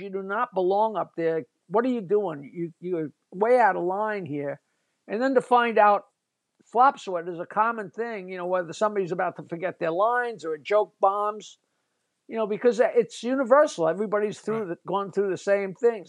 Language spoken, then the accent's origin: English; East Norwich, New York, United States; I grew up in East Norwich in this little town